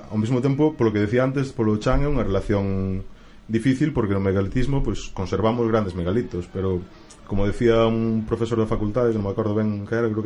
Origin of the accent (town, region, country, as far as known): Galicia, Spain